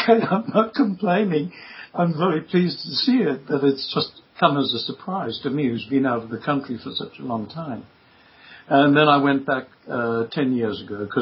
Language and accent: English; Durban, KwaZulu-Natal, South Africa; accent: South African; moved away as an adult; also born or lived in London; growing up in Durban, there was just no theatre at all